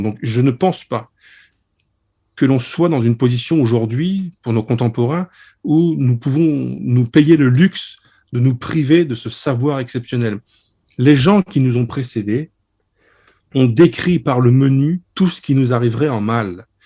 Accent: Lorraine, Grand Est, France; je suis lorrain

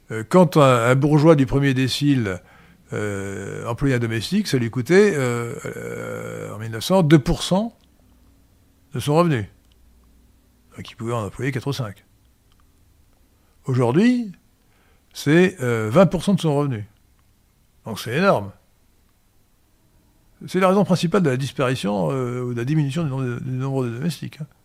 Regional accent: Kenitra, Rabat-Salé-Kénitra, Morocco; born there; C'est pour ça que je suis né à Port-Lioté, aujourd'hui Kenitra.

